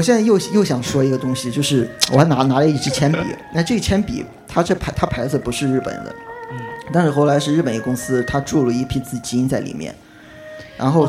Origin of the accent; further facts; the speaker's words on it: Qingdao, Shandong, China; 因为，因为我是青岛人